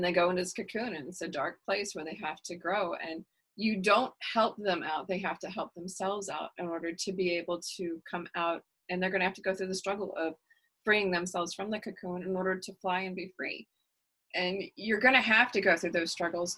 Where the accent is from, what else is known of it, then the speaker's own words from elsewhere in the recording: Texas, United States; I'm an Irish Texan